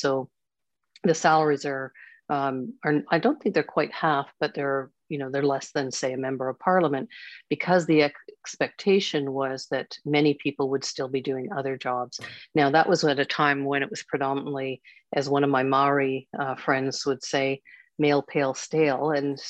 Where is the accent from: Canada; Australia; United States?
Canada; Quebec; born there; also born or lived in Ontario / British Columbia / Alberta / Saskatchewan; I was born in Quebec. I've lived in BC, Alberta, Saskatchewan, Nova Scotia, and my dad has roots in PEI.